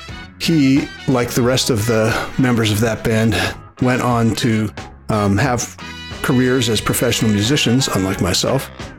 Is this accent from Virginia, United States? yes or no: yes; Northern Virginia, United States; Now, we grew up in Northern Virginia.